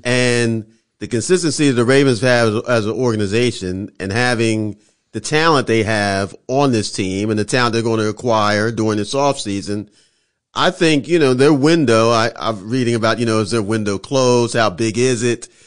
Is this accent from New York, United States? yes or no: no; Philadelphia, Pennsylvania, United States; I'm from Philly